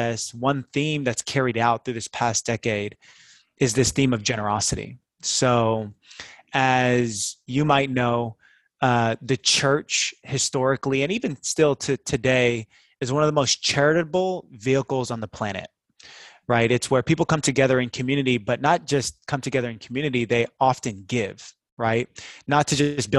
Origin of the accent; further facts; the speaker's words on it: Seattle, Washington, United States; moved away as an adult; also born or lived in Bay Area; I grew up in Seattle, went to University of Washington, got married right after we graduated. Me and my wife, Kim, moved down to the Bay Area